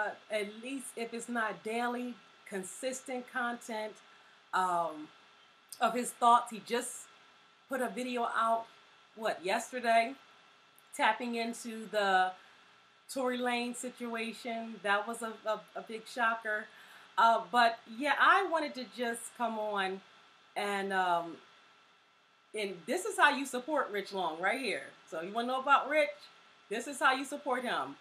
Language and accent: English; Philadelphia, Pennsylvania, United States; also born or lived in Virginia; I was born in Virginia, but I've been in West Philly since I was about 2 or 3. And so I lived my whole life here, my entire school upbringing here